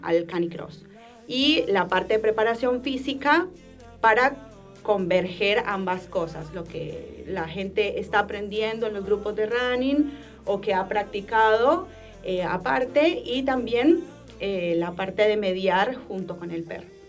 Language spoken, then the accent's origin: Spanish; Colombia; moved away as an adult; now in Rosario, Argentina; Yo soy colombiana, pero llevo más de 12 años viviendo acá